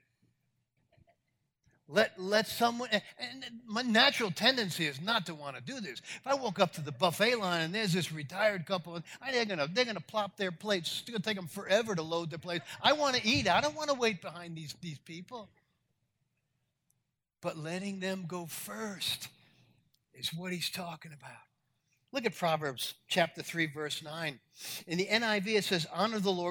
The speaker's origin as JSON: {"language": "English", "town": "New York City", "region": "New York", "country": "United States", "tie": "born or raised there", "said": "I grew up in New York City"}